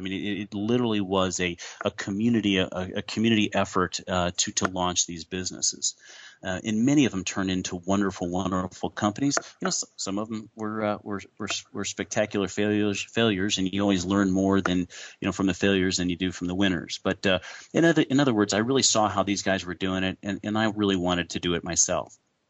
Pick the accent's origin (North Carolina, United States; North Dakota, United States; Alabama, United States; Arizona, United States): Arizona, United States; born there; Arizona. I was born in Arizona on Air Force Base.